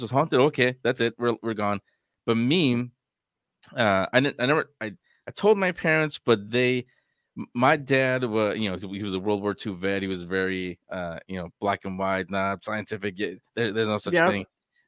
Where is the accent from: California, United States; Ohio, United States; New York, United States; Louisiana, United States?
California, United States; San Francisco; It's when I was 4 years old. I grew up in San Francisco, and the home that I didn't find out till after that, after this experience I'm about to tell you.